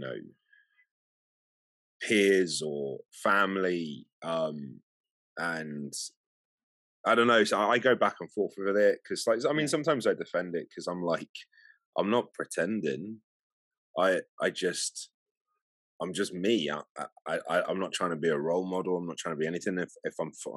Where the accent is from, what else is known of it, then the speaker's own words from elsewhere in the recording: London, United Kingdom; I was born in England, London